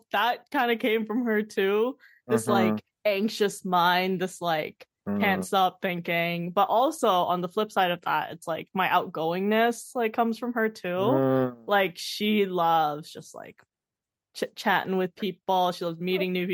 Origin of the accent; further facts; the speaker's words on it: Canada; I'm growing up in Canada